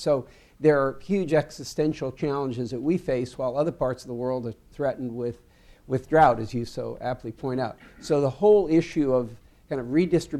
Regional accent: Louisiana, United States; I hate to keep coming back to my home state, but it's my passion. But we face the same thing in Louisiana.

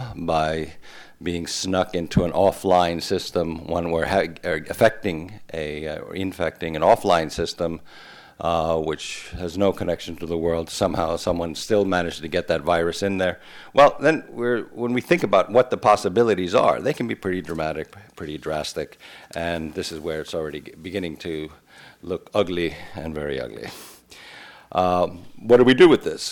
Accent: New Jersey, United States; now in Estonia; when I was growing up in New Jersey

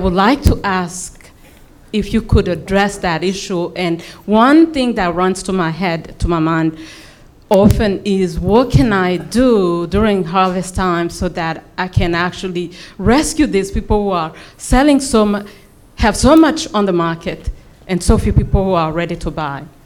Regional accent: Burundi; I'm from Burundi

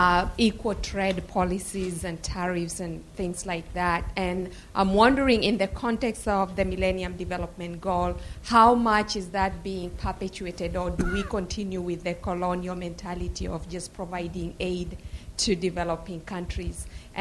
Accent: Kenya; from Kenya, and as a Kenyan

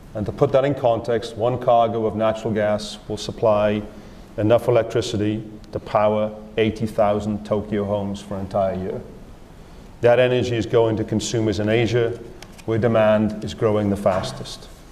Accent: Wales, United Kingdom; moved away; also born or lived in Australia; I'm from a small country. Wales is in the UK

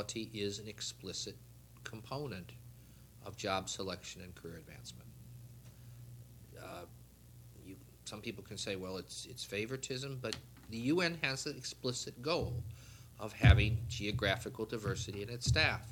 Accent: United States; there are jobs that I know I cannot apply for as an American

